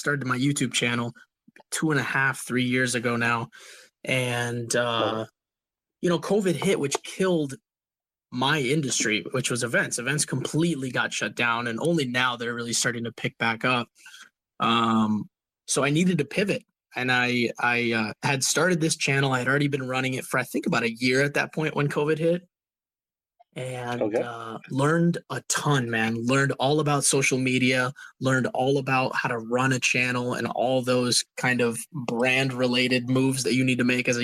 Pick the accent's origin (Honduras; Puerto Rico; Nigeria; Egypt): Puerto Rico; moved away; also born or lived in Minnesota / Florida; born and raised in Puerto Rico, moved from Puerto Rico to go live in Minnesota, cold, cold Minnesota, learned how to be a gringo over there with my family